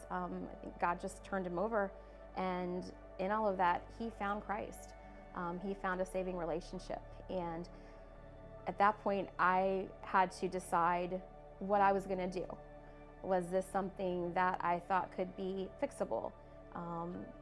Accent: Newport News, Virginia, United States; Grew up here in Newport News

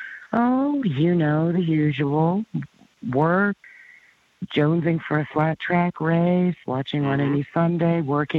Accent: Ohio, United States; also born or lived in Maryland; I was born here in Ohio. Spent part of my childhood in Maryland and then back to Ohio.

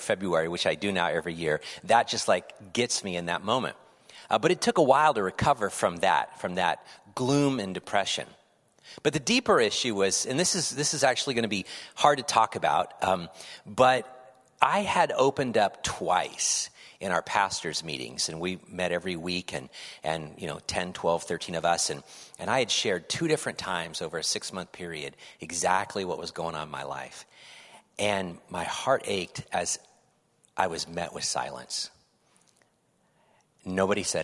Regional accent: California, United States; moved away as an adult; now in Pacific Northwest, United States; I'm from California

